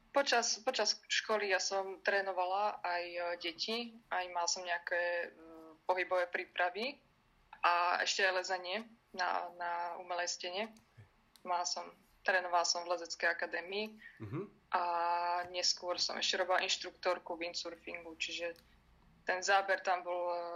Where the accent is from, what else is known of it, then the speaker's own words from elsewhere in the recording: Liptovský Mikuláš, Žilina Region, Slovakia; som sa narodila v Liptovskom Mikuláši